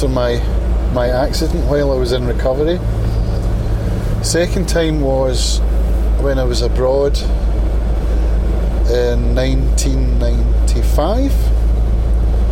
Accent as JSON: {"language": "English", "town": "Prestwick", "region": "Scotland", "country": "United Kingdom", "tie": "born or raised there", "said": "the friendships that we formed growing up around Prestwick"}